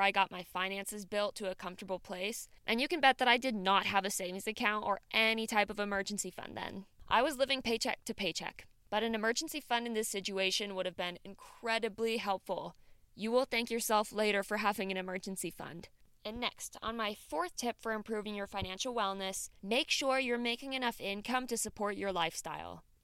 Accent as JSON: {"language": "English", "region": "Midwest", "country": "United States", "said": "I'm from the Midwest"}